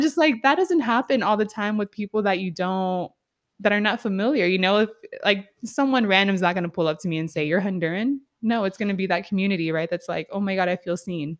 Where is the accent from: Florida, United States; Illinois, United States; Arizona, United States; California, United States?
California, United States; San Diego; I grew up in San Diego, which is heavy in Mexican culture